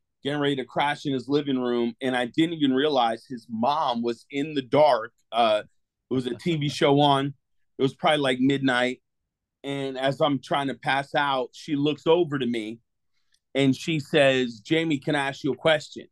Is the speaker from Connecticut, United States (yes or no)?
yes; Connecticut, United States; now in Clearwater, United States; I was born and raised in Connecticut.